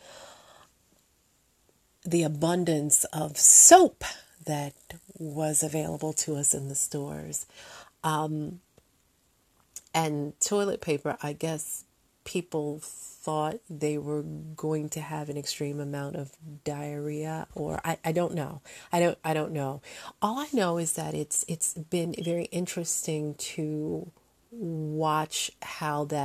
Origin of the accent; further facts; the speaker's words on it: United States; As an American